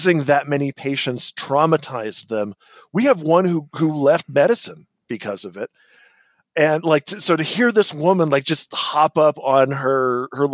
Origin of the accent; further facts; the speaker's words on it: California, United States; moved away as an adult; another Californian expat